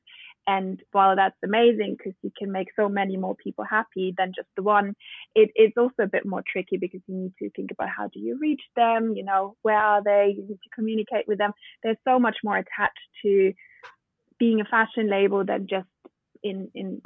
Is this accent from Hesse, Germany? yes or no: no; Bavarian countryside, Germany; moved away; also born or lived in Berlin, Germany / London, United Kingdom; I'm German born and raised. I grew up in the Bavarian countryside